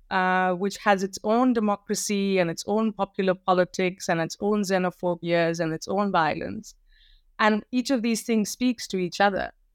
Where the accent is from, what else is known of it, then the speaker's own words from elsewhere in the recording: North India, India; And I'm a North Indian through and through, born and raised in North India.